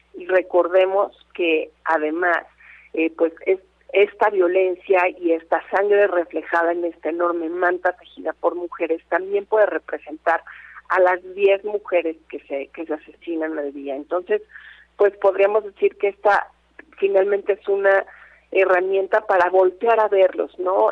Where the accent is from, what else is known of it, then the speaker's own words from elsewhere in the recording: Mexico; Somos todas las mexicanas y los mexicanos